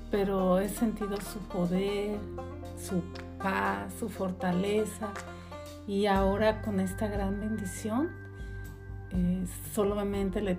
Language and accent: Spanish; Mexico City, Mexico; now in Las Vegas, United States; soy originaria de la Ciudad de México y tengo 15 años